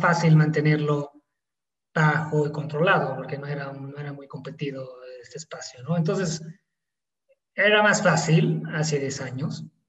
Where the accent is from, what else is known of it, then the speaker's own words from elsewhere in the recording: Italy; accent: Italian; Spanish is a second language; moved away as an adult; also born or lived in São Paulo, Brazil; now in Mexico; no somos de acá, yo soy italiano, eh, se podrá notar quizás por el acento